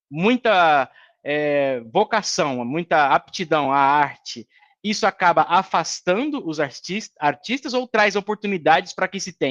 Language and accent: Portuguese; Rondonópolis, Mato Grosso, Brazil; Eu sou nascido aqui em Rondonópolis, né? E amo esse lugar